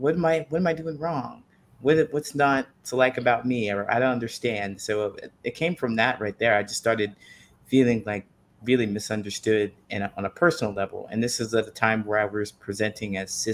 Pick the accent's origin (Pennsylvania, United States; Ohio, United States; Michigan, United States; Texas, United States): Ohio, United States; moved away as an adult; also born or lived in California; I decided that I would leave Ohio and I moved to California